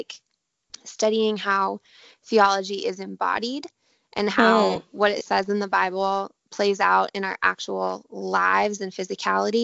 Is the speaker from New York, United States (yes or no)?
no; Denver, Colorado, United States; moved away as an adult; also born or lived in Santa Barbara, California; now in Southern California, United States; I grew up in Denver, Colorado. So I still kind of feel like that is home